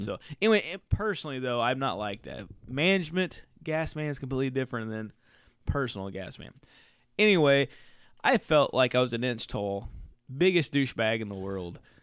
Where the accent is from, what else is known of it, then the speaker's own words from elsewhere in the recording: Southern Indiana, United States; growing up in Southern Indiana